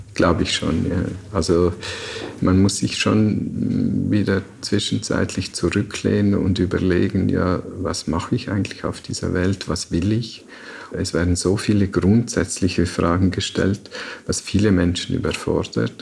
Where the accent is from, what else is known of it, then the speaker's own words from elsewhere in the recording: Liechtenstein; aufgewachsen in Liechtenstein, da war im Sommer die Wanderung am Wochenende Bestandteil des familiären Lebens